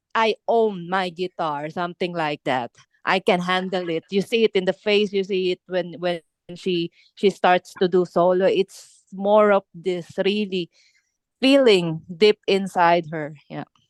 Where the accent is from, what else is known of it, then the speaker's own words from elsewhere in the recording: Philippines; English is a second language; moved away; my, my my accent because I'm I'm I'm from Philippines